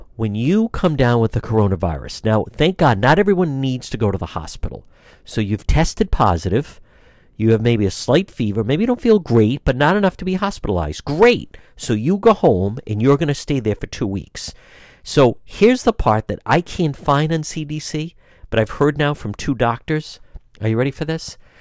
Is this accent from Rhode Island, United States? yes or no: yes; Cranston, Rhode Island, United States; Cranston, Rhode Island, my hometown